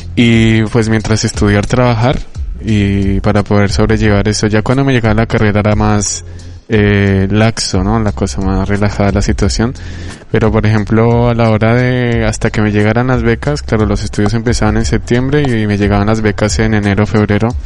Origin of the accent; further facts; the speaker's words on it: Colombia; now in Bilbao, Spain; mi país de origen Colombia